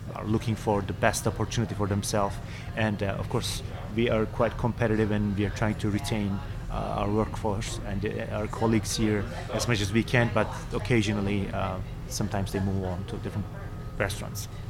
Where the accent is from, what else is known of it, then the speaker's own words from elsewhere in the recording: Istanbul, Turkey; now in New York, United States; I am from uh, Turkey originally, from Istanbul. Uh, I grew up in Istanbul.